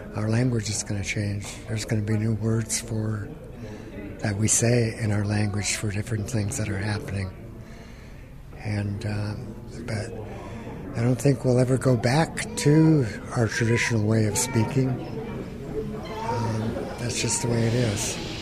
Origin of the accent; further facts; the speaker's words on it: Gulf of Alaska area, United States; first language Tlingit; English is a second language; I was raised by my grandparents, um, Tlingit being my first language